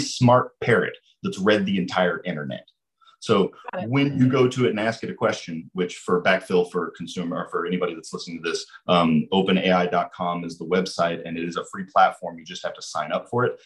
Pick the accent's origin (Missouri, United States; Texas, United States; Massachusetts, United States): Missouri, United States; Lebanon; I'm from Lebanon. I grew up down here.